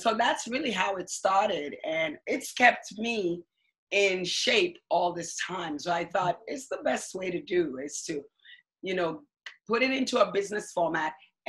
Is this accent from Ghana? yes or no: yes; Ghana; now in United States; I grew up in Ghana, West Africa.